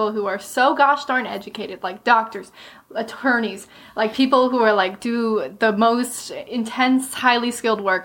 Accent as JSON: {"language": "English", "region": "Florida", "country": "United States", "tie": "born or raised there", "said": "I grew up in Florida, but my mom's side of the family still lives in Charleston"}